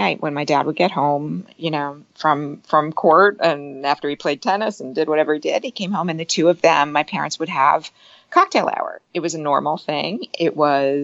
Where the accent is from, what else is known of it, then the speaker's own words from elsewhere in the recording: New Jersey, United States; also born or lived in New York City; I grew up in New Jersey